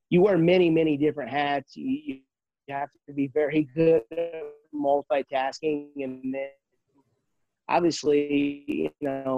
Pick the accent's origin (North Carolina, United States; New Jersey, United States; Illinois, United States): Illinois, United States; Canton; moved away; I grew up in Canton, Illinois, a small town